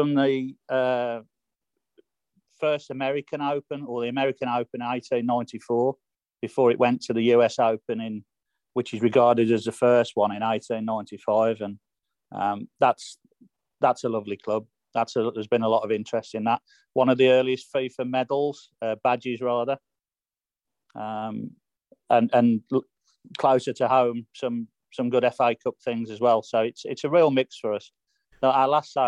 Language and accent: English; Black Country, West Midlands, United Kingdom; I'm from the Midlands anyway, from the Black Country